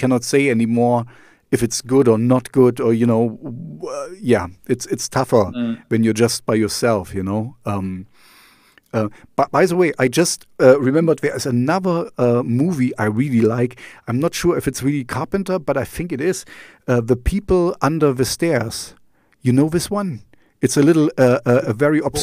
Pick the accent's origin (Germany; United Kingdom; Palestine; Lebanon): Germany; East Germany; English is a second language; I grew up in East Germany, so I learned Russian for 6 years